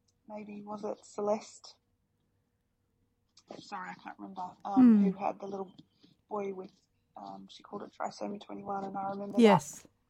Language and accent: English; Australia; now in New Zealand; I am Australian, but I live in New Zealand